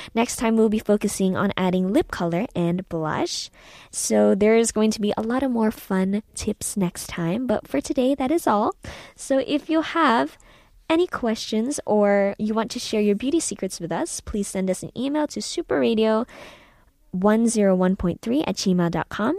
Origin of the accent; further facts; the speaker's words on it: San Francisco, California, United States; moved away as an adult; also born or lived in Philippines; now in South Korea; I was born in the Philippines and I was raised in uh, California, San Francisco, and uh, after that I came to Korea in 2016